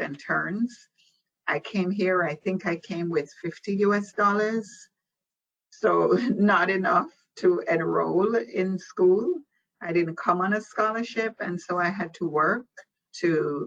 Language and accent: English; Jamaica; moved away as an adult; now in United States; I was born in Jamaica, West Indies. And I migrated here at the age of 18. So I completed what we call primary and high school in Jamaica